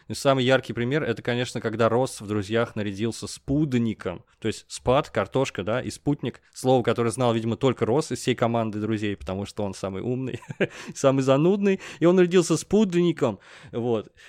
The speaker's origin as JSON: {"language": "Russian", "country": "Russia", "said": "Мы говорим, из России"}